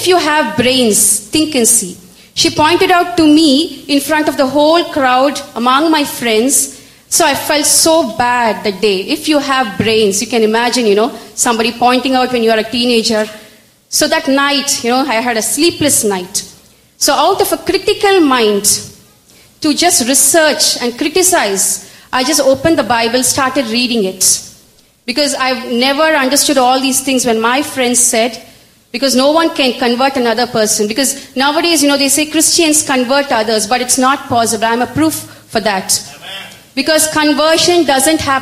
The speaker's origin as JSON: {"language": "English", "town": "Chennai", "region": "Tamil Nadu", "country": "India", "tie": "born or raised there", "said": "I hail from Chennai. I was born and brought up in a very orthodox Hindu Brahmin family."}